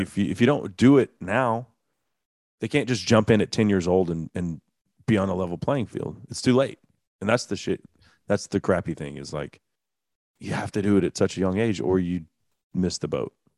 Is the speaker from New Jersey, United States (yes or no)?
no; Dallas, Texas, United States; Growing up in the Dallas area, which is a soccer hotbed